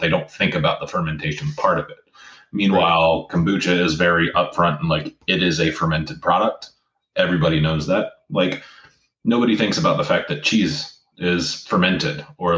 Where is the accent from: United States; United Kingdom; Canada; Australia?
United States; Central Florida; now in Sarasota, United States; I'm actually from Central Florida.